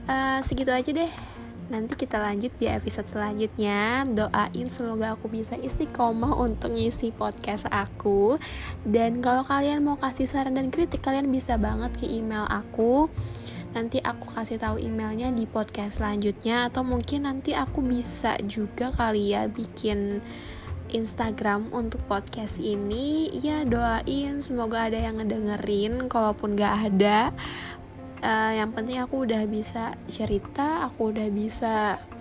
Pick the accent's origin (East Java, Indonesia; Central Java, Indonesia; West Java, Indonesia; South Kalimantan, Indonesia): South Kalimantan, Indonesia; Banjarmasin; Oh iya, aku anak Banjarmasin ya guys, aku asli sini juga.